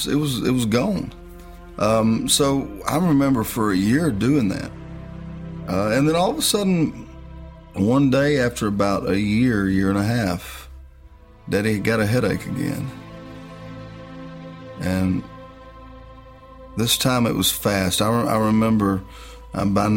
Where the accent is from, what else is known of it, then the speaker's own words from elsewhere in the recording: West Monroe, Louisiana, United States; now in Nashville, United States; I'm from North Louisiana, a town called Monroe, in West Monroe, Louisiana. But Nashville is my home. I've been here a long time